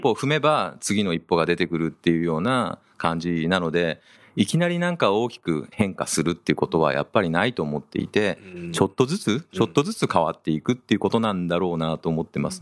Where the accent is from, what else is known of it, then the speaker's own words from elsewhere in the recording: Japan; also born or lived in United States; 日本で生まれ育った